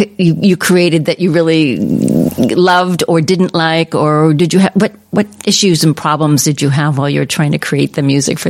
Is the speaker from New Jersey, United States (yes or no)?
yes; New Jersey, United States; also born or lived in New York / Connecticut; now in Salt Lake City, United States; I'm from the East Coast originally